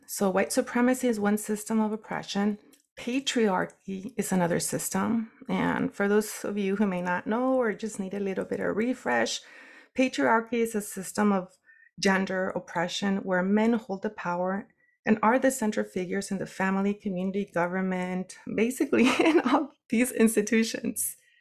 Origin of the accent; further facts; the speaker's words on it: United States; being a brown woman and indigenous woman growing up in the United States